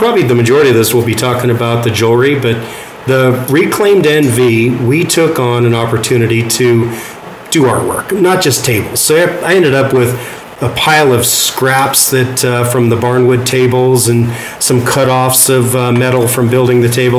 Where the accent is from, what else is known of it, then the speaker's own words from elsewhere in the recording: Carson City, Nevada, United States; also born or lived in Douglas County, Nevada; I was born and raised in Carson City